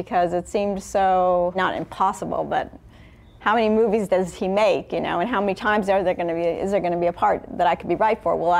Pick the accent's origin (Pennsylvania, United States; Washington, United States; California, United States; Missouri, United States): California, United States; Los Angeles; I grew up in Hollywood